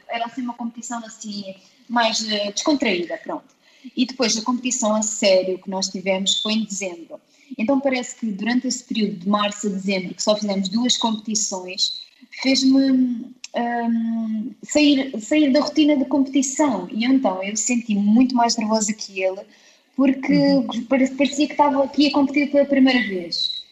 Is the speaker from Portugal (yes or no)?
yes; Portugal; also born or lived in Russia; eu vim para cá muito nova, e sempre representei uh, Portugal